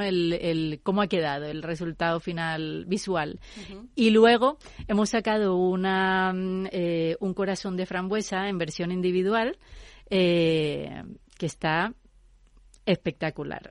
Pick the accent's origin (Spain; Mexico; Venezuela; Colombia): Colombia; moved away; Yo soy de Colombia y digamos que tenemos mucha más influencia americana